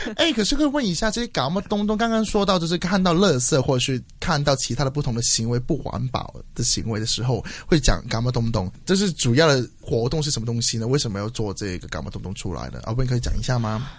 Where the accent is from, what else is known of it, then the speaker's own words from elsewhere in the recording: Hong Kong; 作为一个香港人，其实有一点惭愧